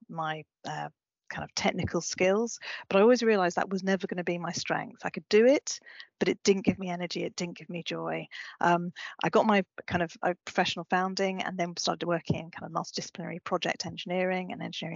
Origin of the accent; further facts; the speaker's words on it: Brighton, South East England, United Kingdom; moved away as an adult; also born or lived in Glasgow; I was born in Brighton and went to Glasgow.